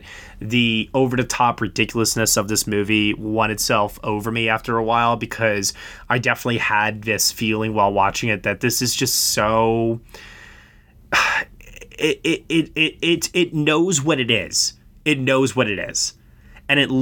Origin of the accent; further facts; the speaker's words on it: United States; I'm from the States